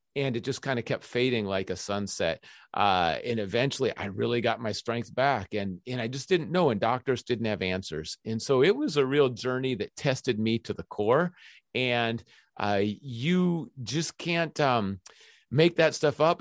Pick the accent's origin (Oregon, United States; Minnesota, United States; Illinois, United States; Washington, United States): Minnesota, United States; Minneapolis; ever since I was three years old, I grew up on the University of Minnesota campus